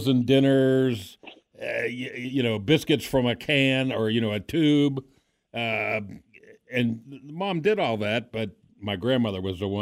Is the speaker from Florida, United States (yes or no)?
yes; South Miami, Florida, United States; those of us that were fortunate enough to grow up in the South, I'm from South Miami